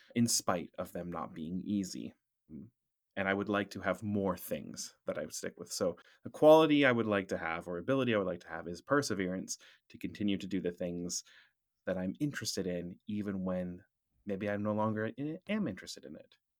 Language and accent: English; Surrey, British Columbia, Canada; moved away as an adult; also born or lived in Vancouver / Russia; I was born in Vancouver, but raised in Surrey